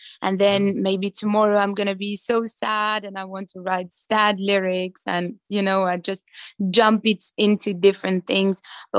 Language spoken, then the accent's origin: English; Belgium; I'm always proud to say that I'm coming from Belgium, and I just love every culture.